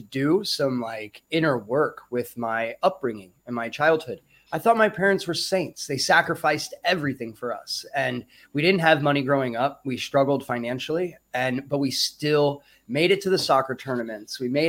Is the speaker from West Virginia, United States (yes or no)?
no; Lake of the Ozarks, Missouri, United States; moved away as an adult; also born or lived in Kalamazoo, Michigan / Denver, Colorado; now in Thailand; I was born in Kalamazoo, Michigan, actually. But I moved out of there at a very young age, and spent most of my time in Missouri, actually, Lake of the Ozarks, Missouri. So I lived out in the woods and on farms and things like that.